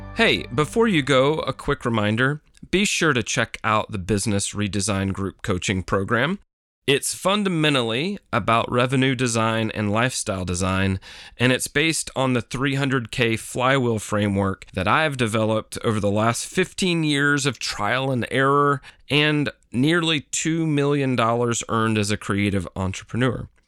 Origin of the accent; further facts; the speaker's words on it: Tennessee, United States; My home state of Tennessee